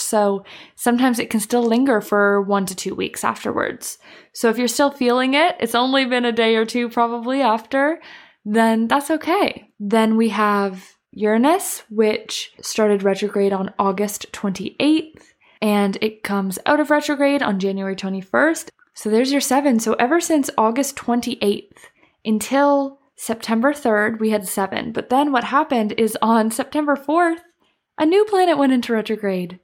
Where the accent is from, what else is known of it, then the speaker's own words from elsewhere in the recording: Canada; moved away; I'm from Canada